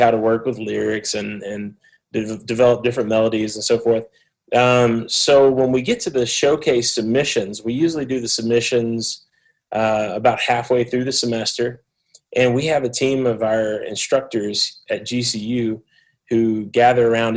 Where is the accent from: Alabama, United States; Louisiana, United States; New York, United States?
Alabama, United States; Mobile; accent: southeast United States; moved away as an adult; also born or lived in Memphis, Tennessee; now in Phoenix, United States; I'm from Mobile, Alabama. People could probably tell I'm from the southeast of the United States with my accent.